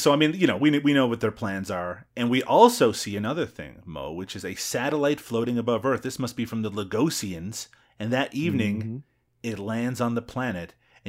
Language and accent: English; Newfoundland and Labrador, Canada; accent: Newfoundland English; Actually, my mother tongue is from Newfoundland English, so it's a little bit different than that.